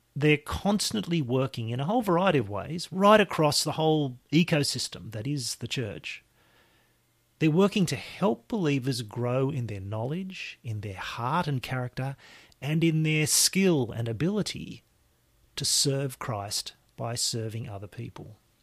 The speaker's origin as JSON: {"language": "English", "town": "Lismore", "region": "New South Wales", "country": "Australia", "tie": "born or raised there", "said": "my hometown, my home district of Lismore in the far north coast of New South Wales"}